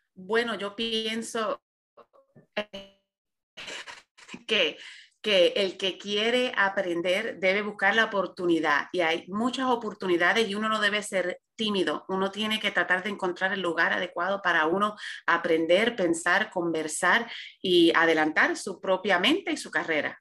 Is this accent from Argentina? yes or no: no; Puerto Rico; moved away as an adult; also born or lived in Virginia, United States / Bayamón, Puerto Rico / Princeton, United States; now in United States; yo me crié en Puerto Rico. Yo, cuando yo nací, mi papá estaba en, en la naval, en el US Navy. Así que yo nací en el estado de Virginia, pero a las tres semanas de edad me fui con mi familia a Puerto Rico y allí crecí.